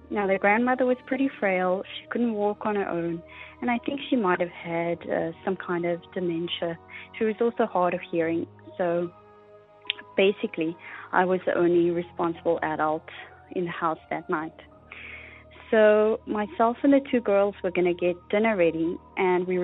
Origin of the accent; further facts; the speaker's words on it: South Africa; now in Canada; I'm calling from Canada. I heard your appeal for stories on the last episode and decided to call in with my story. So I grew up in South Africa